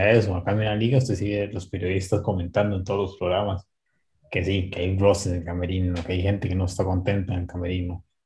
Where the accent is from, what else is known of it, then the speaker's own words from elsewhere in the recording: Costa Rica; como somos los ticos